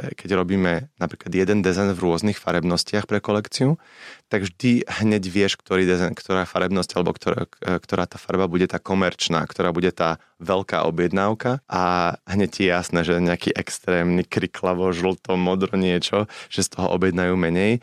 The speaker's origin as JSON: {"language": "Slovak", "country": "Slovakia", "moved": "as an adult", "said": "ja som veľmi hrdý na to, že som zo Slovenska a stále sa považujem za Slováka, napriek tomu, že žijem 16 rokov v zahraničí"}